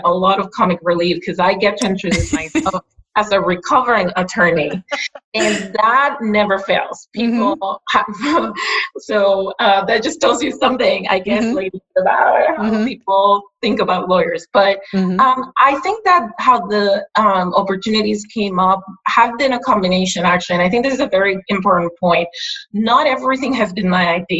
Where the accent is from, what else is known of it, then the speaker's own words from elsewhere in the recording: Puerto Rico; first language Spanish; English is a second language; moved away as an adult; also born or lived in New Jersey, United States; I am from Puerto Rico